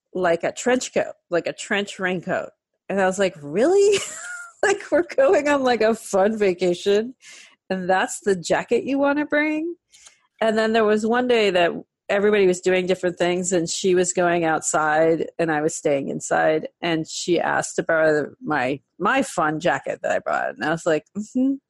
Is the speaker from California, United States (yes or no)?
yes; San Francisco, California, United States; I grew up in San Francisco in the 70s